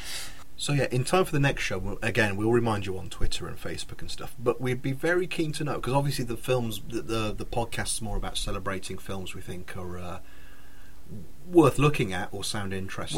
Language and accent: English; Redditch, West Midlands, United Kingdom; I grew up in Redditch with him.